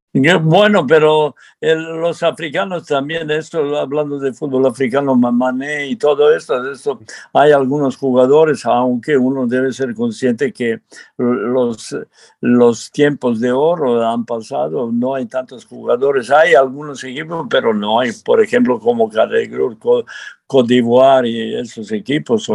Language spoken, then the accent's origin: Spanish; Serbia; Spanish is a second language; now in Mexico; yo soy serbio